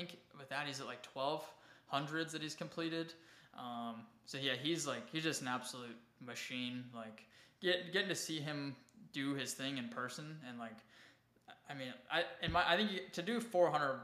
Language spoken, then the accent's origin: English; Wyoming, United States; also born or lived in South Carolina; now in Austin, United States; my hometown up in Wyoming